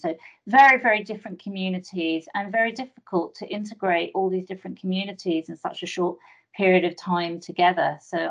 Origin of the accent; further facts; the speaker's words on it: London, United Kingdom; moved away as an adult; also born or lived in Haifa, Israel; as a Jewish woman growing up in Northwest London